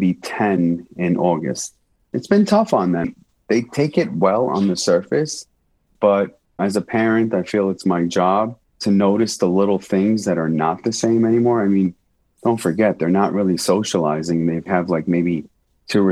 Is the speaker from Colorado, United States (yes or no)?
no; New York City, New York, United States; moved away as an adult; now in Las Vegas, United States; New York's my home. I'm born and raised there. I'm a New Yorker living in Vegas now.